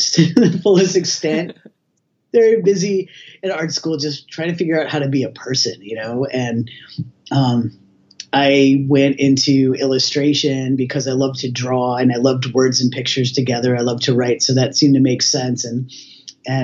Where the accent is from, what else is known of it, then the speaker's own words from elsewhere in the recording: outside of Boston, Massachusetts, United States; also born or lived in US West Coast; now in Halifax, Canada; I grew up outside of Boston